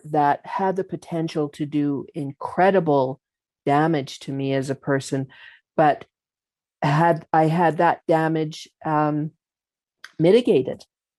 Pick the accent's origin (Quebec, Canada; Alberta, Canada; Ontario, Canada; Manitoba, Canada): Alberta, Canada; Calgary; So growing up in Calgary, being born here, you actually cannot avoid that identity.